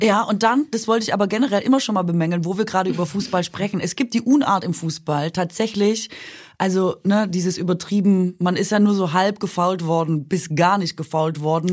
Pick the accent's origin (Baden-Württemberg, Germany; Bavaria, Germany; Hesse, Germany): Baden-Württemberg, Germany; moved away; ich komme ja aus Mahlzeitland eigentlich. Baden-Württemberg